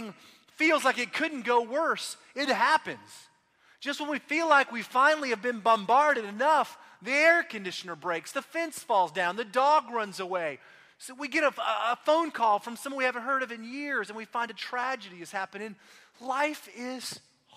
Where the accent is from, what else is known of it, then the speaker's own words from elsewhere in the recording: Austin, Texas, United States; now in Oklahoma City, United States; I grew up in Austin